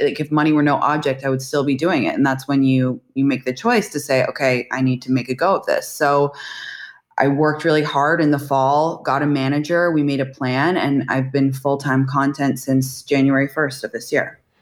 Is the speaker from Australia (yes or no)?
no; London, United Kingdom; moved away as an adult; also born or lived in San Francisco / New York; now in United States; I am actually from London, England originally. I moved to America to go to college.